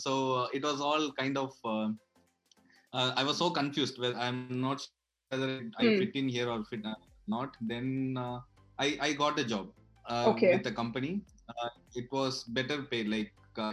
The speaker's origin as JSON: {"language": "English", "town": "Madurai", "region": "Tamil Nadu", "country": "India", "also_born_or_lived": "Chennai / Bangalore", "moved": "as an adult", "lives_now": "Berlin, Germany", "said": "I'm from Madurai"}